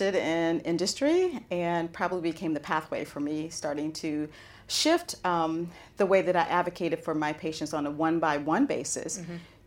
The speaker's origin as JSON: {"language": "English", "country": "United States", "said": "as an American"}